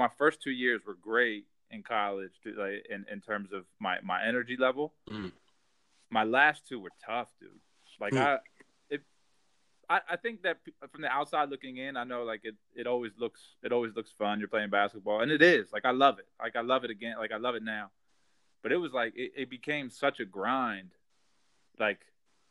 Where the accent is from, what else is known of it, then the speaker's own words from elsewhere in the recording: Central Pennsylvania, United States; also born or lived in Harrisburg, Pennsylvania; now in Philadelphia, United States; I grew up in Central Pennsylvania